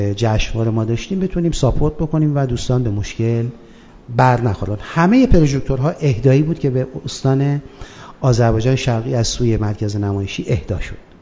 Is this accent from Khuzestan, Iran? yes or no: yes; Abadan, Khuzestan, Iran; خوزستان و خصوصا شهر خودم آبادان